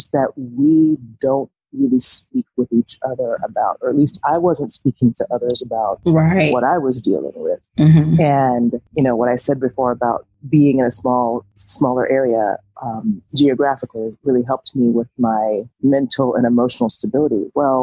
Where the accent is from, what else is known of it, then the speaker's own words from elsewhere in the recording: Atlanta, Georgia, United States; moved away as an adult; now in Southwest Virginia, United States; I am from Atlanta, Georgia. I currently live in Southwest Virginia, and I've been here for almost 5 years now